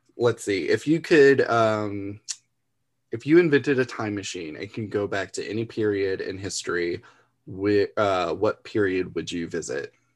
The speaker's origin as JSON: {"language": "English", "region": "Florida", "country": "United States", "tie": "born or raised there", "said": "I grew up in Florida"}